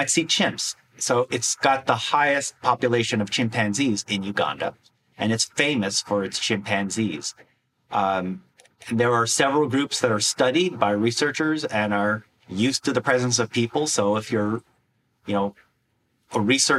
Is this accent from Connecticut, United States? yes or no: no; Wisconsin, United States; my home state of Wisconsin